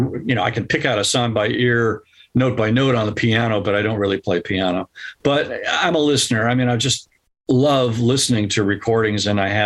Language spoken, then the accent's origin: English; California, United States; Here in Southern California.